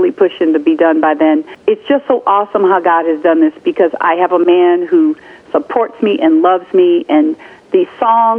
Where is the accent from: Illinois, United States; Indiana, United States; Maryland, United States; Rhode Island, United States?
Indiana, United States; Gary; I'm from Gary